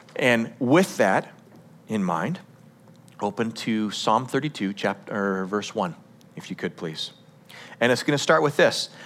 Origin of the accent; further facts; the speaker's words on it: United States; as an American culture